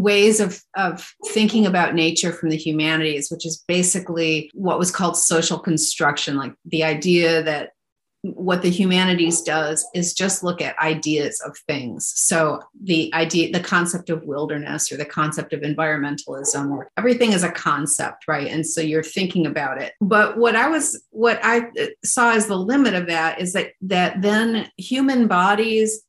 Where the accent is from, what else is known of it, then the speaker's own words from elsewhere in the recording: Pinconning, Michigan, United States; now in Oregon, United States; I grew up in Michigan on the shores of like by Pinconning